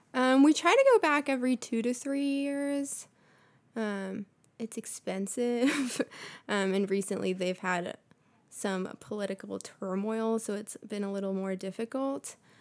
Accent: Bolivia; now in United States; I was born in Bolivia, so it's like a slightly poorer country

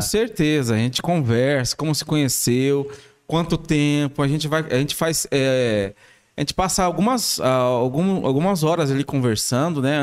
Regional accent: São Paulo, Brazil; moved away as an adult; also born or lived in Araraquara; now in Batatais, Brazil; Eu sou de São Paulo.

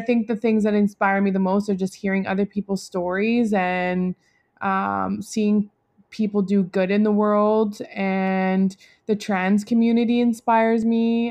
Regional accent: Delta, British Columbia, Canada; I grew up in North Delta.

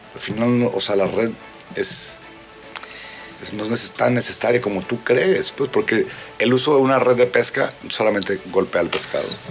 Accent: Mexicali, Baja California, Mexico; yo soy de Mexicali, el desierto

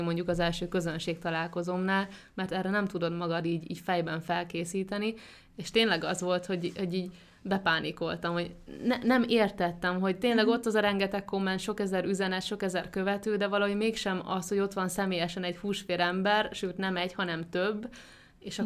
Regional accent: Hungary; now in near Budapest, Hungary; vidéken nőttem fel

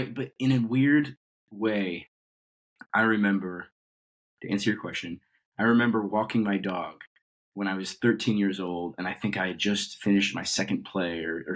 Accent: Colorado, United States; So I grew up in Colorado, and I was doing theater since I was, 13 years old.

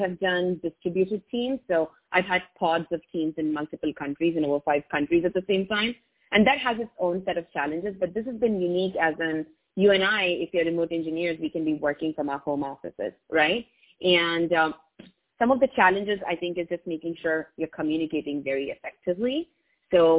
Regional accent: India; first language English; I learned English in India as my first language

